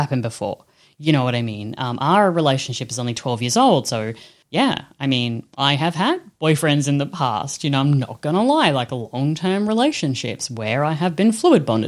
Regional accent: Australia; I'm Australian bogan

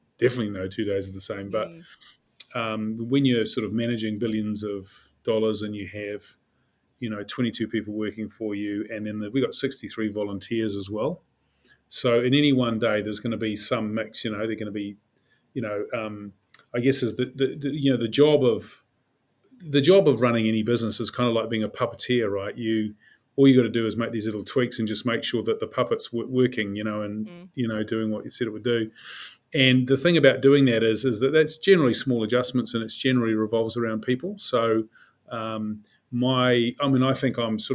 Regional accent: Auckland, New Zealand; I grew up as a Westie. I'm from Sunnyvale, and between Henderson and Glenelg

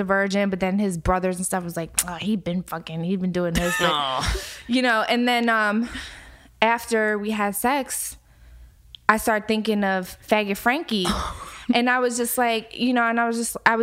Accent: Philadelphia, Pennsylvania, United States; I grew up in Philly

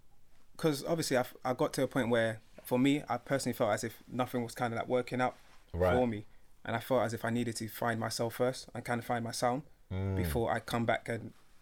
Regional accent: London, United Kingdom; I'm from South London. I grew up in like a kind of rough environment.

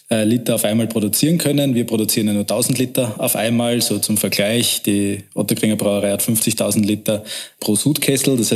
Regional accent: Vienna, Austria; Wir sehen uns aber als Wiener

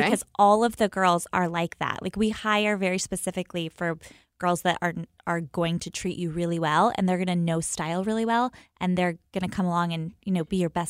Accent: the Carolinas, United States; moved away as an adult; also born or lived in Washington; We're from the Carolinas.

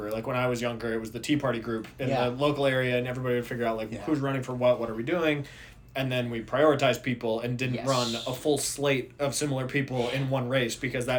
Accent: Minnesota, United States; where I grew up in Minnesota. This is a weird small bunny trail. In Minnesota, when I was growing up, I was an election judge

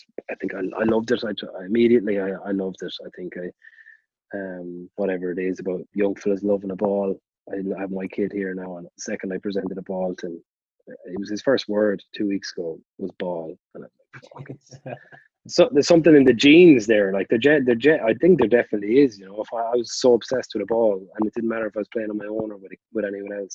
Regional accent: Limerick, Munster, Ireland; I grew up in Corbally, which is it's as the crow flies, about, you know, 500 meters, maybe a little bit more, from Thomond Park.

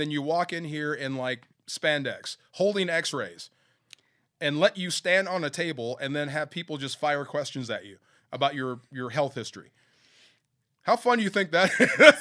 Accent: Bay Area, California, United States; I grew up in the Bay Area

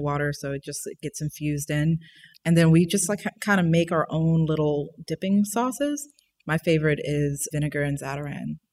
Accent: New Orleans, Louisiana, United States; also born or lived in Monroe, Louisiana; I'm from New Orleans

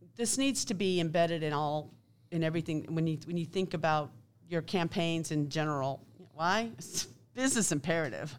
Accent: Kansas City, Kansas, United States; I grew up in Kansas City, Kansas.

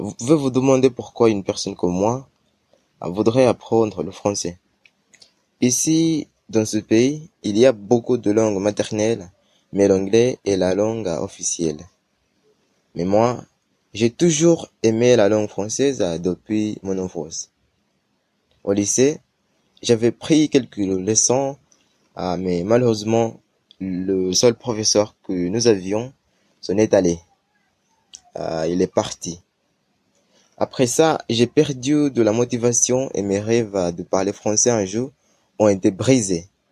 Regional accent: Uganda; French is a second language; je viens d'Ouganda, un pays d'Afrique euh, orientale

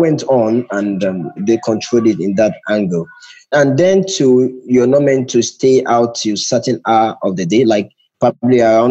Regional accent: Nigeria; moved away as an adult; now in Accra, Ghana; I'm currently speaking from Accra, Ghana. I'm originally from Nigeria. I've just moved into Ghana very recently

